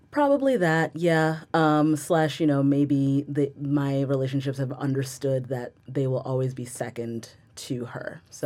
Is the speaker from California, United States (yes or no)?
no; Rockaway, New Jersey, United States; I am from Rockaway, New Jersey. I am a born and bred New Jersey-ite